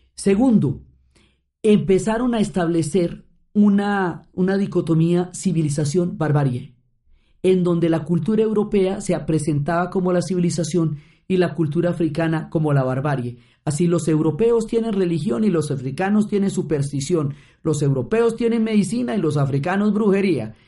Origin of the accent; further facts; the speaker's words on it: Colombia; como colombianos